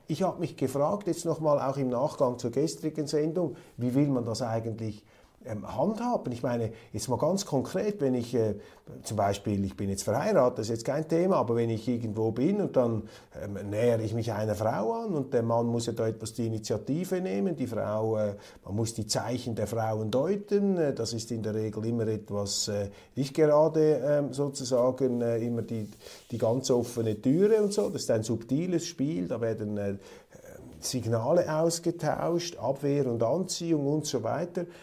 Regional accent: Switzerland; unserer Schweiz

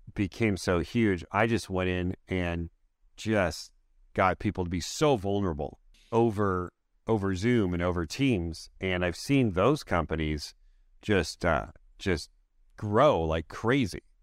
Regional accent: Canada; I'm a Canadian.

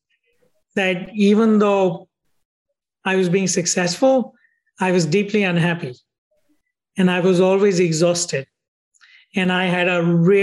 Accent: India; moved away as an adult; also born or lived in United States; I grew up in India

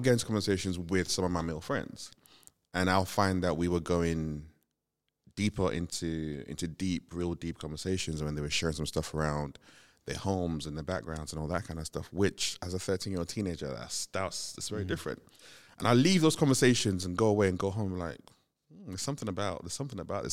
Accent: Nigeria; moved away; growing up in Nigeria, you grew up in this when there was a city, still grew up in this very community driven kind

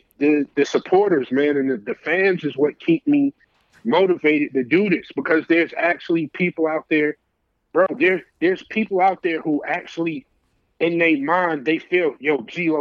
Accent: New York City, New York, United States; now in Atlanta, United States; I'm from Brooklyn

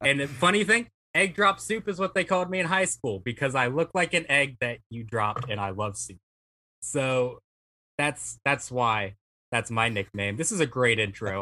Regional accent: Mississippi, United States; I'm from Mississippi

